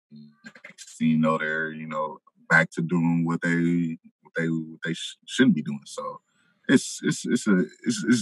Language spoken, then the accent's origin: English; Moreno Valley, California, United States; moved away as an adult; also born or lived in Los Angeles, California; now in Massachusetts, United States; I was raised in Moreno Valley, California, which is 80 miles south